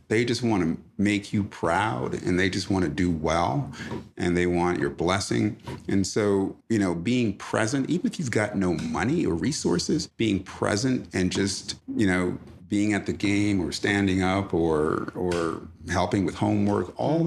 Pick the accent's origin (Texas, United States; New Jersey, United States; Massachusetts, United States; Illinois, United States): New Jersey, United States; East Orange; also born or lived in Jamaica; grew up in East Orange, New Jersey